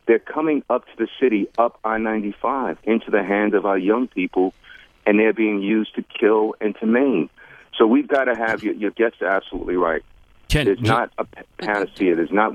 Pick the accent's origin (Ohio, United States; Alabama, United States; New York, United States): New York, United States; New York City; What we're finding is that when I grew up in New York City back in the day, you had gangs, but they weren't like the gangs now.